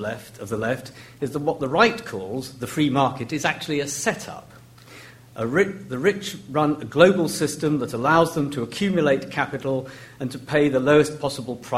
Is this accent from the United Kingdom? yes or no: yes; Llandudno, Wales, United Kingdom; moved away; my hometown in North Wales of Llandudno